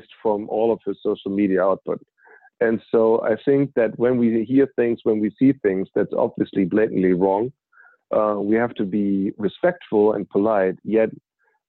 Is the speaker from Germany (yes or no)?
yes; Germany; moved away; I'm originally from Germany